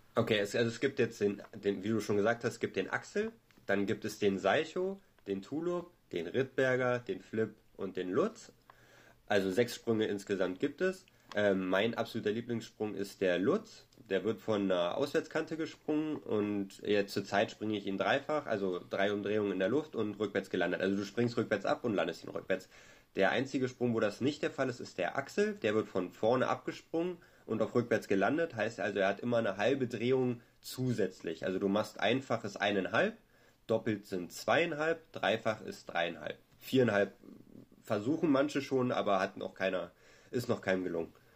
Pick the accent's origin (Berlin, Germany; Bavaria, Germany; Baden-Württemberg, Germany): Berlin, Germany; ich bin Berliner